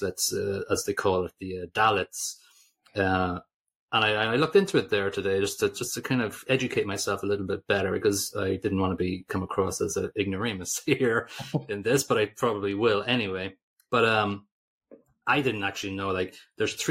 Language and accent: English; Ireland; we're Irish